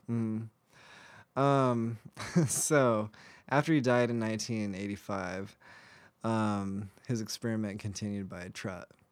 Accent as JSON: {"language": "English", "country": "United States", "said": "as an American"}